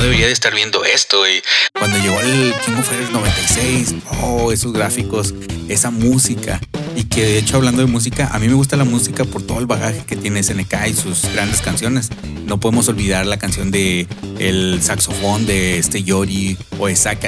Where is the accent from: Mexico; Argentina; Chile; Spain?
Mexico; en México